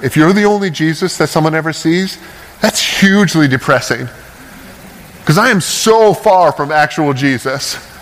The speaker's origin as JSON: {"language": "English", "region": "Ontario", "country": "Canada", "tie": "born or raised there", "also_born_or_lived": "Toccoa, Georgia", "moved": "yes", "lives_now": "Oregon, United States", "said": "I grew up in Ontario, in Canada, which it makes Oregon look conservative where I'm from"}